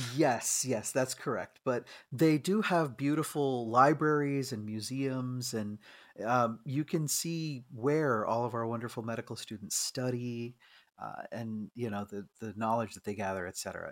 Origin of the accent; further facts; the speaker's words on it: Bangalore, Karnataka, India; moved away; in my old, you know, uh, country of my origin. So not only just looking at, you know, my home state and city and everything of Bangalore